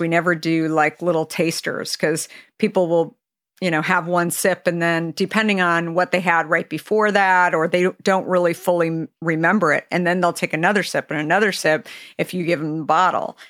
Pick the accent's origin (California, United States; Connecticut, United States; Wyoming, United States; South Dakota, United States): California, United States; being a Californian myself